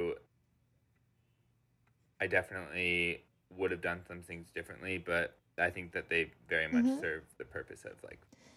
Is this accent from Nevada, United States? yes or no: no; Orlando, Florida, United States; my hometown studio mm-hmm. in Orlando, Studio 18 Florida